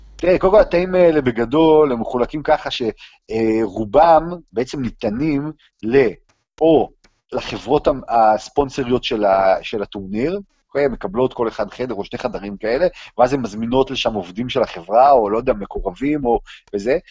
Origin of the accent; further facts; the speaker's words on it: Israel; אנחנו מישראל